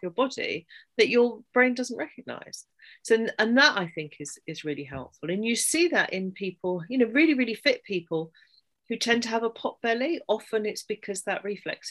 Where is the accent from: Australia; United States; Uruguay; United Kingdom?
United Kingdom; England; I'm English